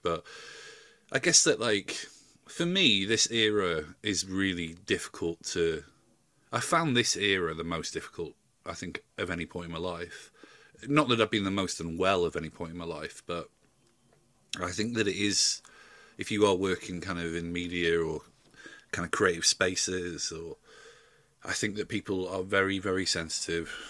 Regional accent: Yorkshire and the Humber, United Kingdom; moved away as an adult; I'm from South Yorkshire and I've been going home quite a lot recently.

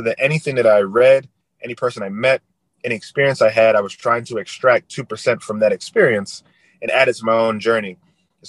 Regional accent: New Jersey, United States; moved away as an adult; also born or lived in Florida; I was coming from New Jersey as a prep school kid down to Florida

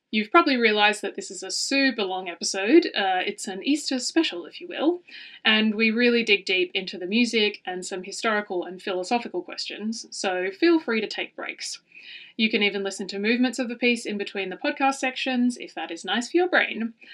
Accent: Darwin, Northern Territory, Australia; also born or lived in Melbourne, Australia; now in The Hague, Netherlands; from Darwin

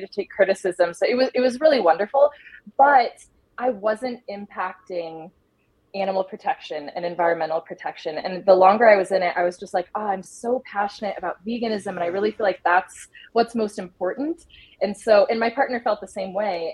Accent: Idaho, United States; moved away as an adult; also born or lived in Colorado; I grew up in Idaho, and um, I recently was living in Colorado for the past seven years

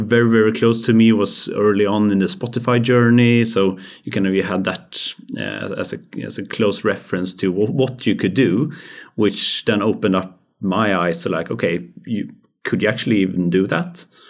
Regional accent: Skövde, Västra Götaland, Sweden; growing up in Skövde.

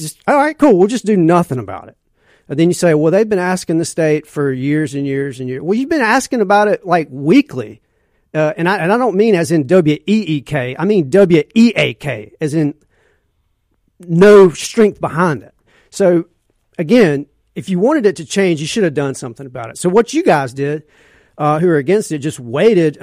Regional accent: Canton, Mississippi, United States; I'm from Canton

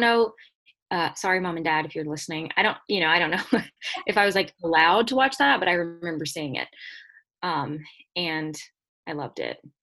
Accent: Piney Woods, Louisiana, United States; I'm from Piney Woods, Louisiana

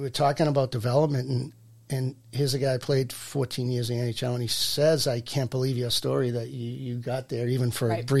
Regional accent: Burlington, Massachusetts, United States; I'm from Burlington.

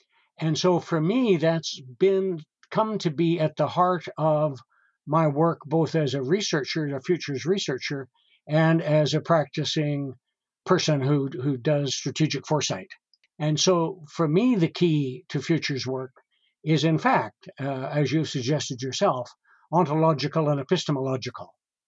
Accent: Western Canada, Canada; I grew up at a time, got to remember, I grew up in Western Canada, so I was not in any way schooled in a proper way.

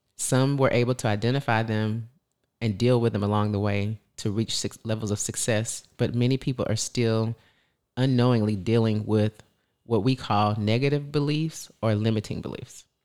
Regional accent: the South, United States; We're from the South

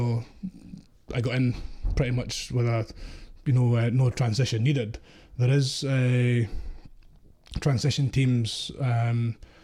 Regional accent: Ayrshire, Scotland, United Kingdom; I'm from Ayrshire

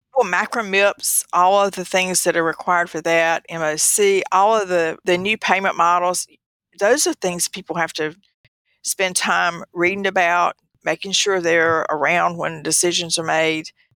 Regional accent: the South, United States; I was from the South

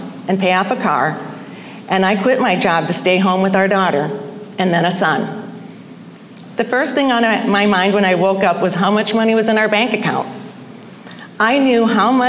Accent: Iowa, United States; I was born in Iowa, and I was baptized a Catholic at St. Joseph's Church in Wesley, Iowa, 13 days later. I grew up on a farm

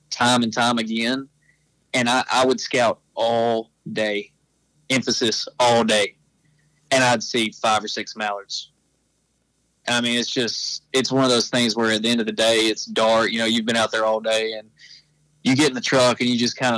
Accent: Atlanta, Texas, United States; I'm from Atlanta, Texas.

